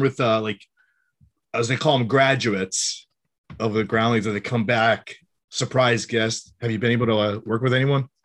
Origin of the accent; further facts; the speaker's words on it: Western Massachusetts, United States; I'm from Massachusetts also, but I'm, I'm, like, from Western Mass.